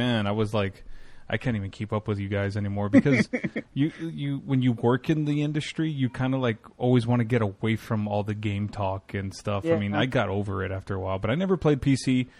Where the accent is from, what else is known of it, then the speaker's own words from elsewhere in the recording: Texas, United States; It is my home state, but it's not. I'm not from Dallas, but it is my home state